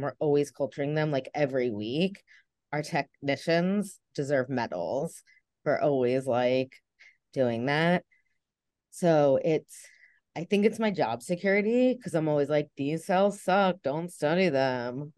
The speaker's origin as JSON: {"language": "English", "region": "New Jersey", "country": "United States", "also_born_or_lived": "Delaware / North Carolina", "accent": "New Jersey", "moved": "as an adult", "said": "I'm originally from New Jersey, um, as you can tell from this beautiful accent"}